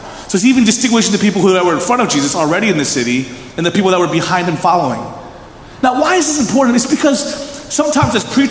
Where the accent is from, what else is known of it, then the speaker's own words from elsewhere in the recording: Philadelphia, Pennsylvania, United States; I was born in Philadelphia.